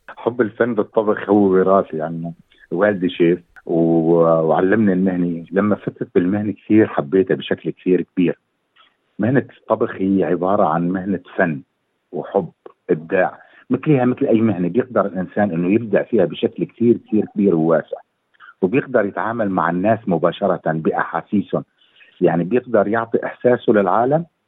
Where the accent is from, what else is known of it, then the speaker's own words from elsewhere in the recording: Syria; moved away as an adult; also born or lived in Lebanon / Erbil, Iraq; now in Australia; طلعت من سوريا بال 2014